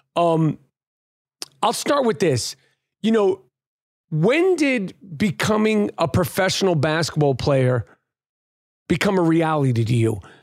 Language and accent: English; New York City, New York, United States; as a New Yorker